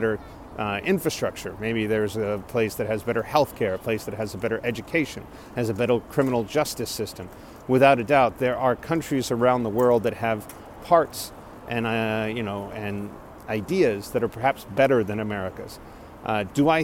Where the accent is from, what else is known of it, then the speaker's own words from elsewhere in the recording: Corpus Christi, Texas, United States; moved away as an adult; also born or lived in Austin, Texas / Dallas, Texas; my hometown of Corpus Christi